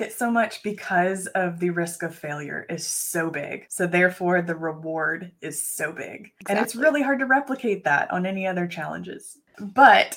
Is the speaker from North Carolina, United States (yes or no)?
no; Texas, United States; the Food Truck Championship of Texas, which happens to be in my hometown.